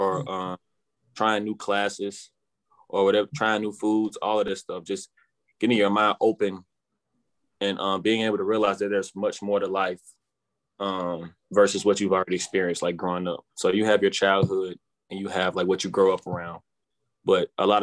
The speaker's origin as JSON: {"language": "English", "town": "St. Louis", "region": "Missouri", "country": "United States", "tie": "born or raised there", "said": "I grew up in North St. Louis, Missouri"}